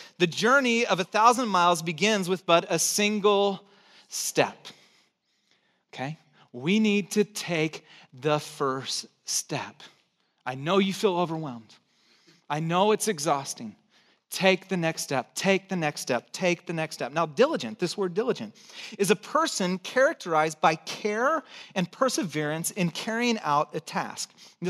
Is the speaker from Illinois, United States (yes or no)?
no; Santa Cruz, California, United States; accent: hick; also born or lived in Texas / Chicago; And I'm from Texas. I was born in Texas, grew up in Santa Cruz, tried to lose my hick accent as quick as I could, and then lived in Chicago. So my accent's already messed up.